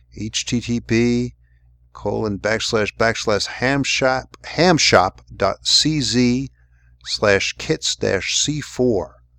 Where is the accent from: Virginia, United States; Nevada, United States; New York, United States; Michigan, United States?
New York, United States; moved away; I'm from New York, and we always had guys in the neighborhood named Dino